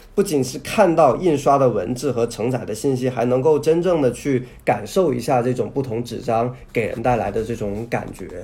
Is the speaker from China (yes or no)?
yes; southern China, China; 我是从小在南方生活长大